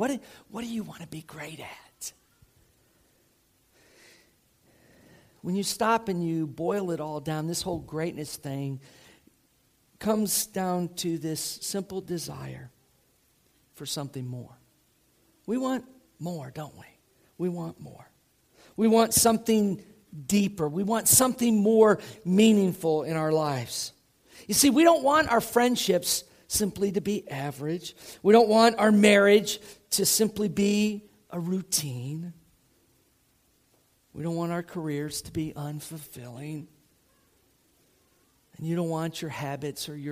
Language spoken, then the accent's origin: English; Tampa, Florida, United States; moved away; I grew up outside of Tampa, Florida